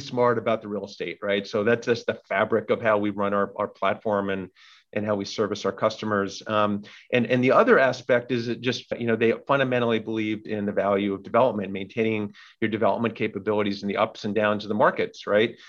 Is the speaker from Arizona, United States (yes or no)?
no; New York City, New York, United States; I'm born and raised in New York, multi generation in New York City